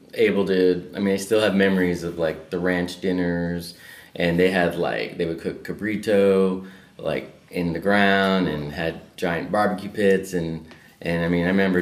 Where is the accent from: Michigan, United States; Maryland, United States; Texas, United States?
Texas, United States; San Antonio; moved away as an adult; also born or lived in Austin, Texas; now in Los Angeles, United States; I left San Antonio, was in Austin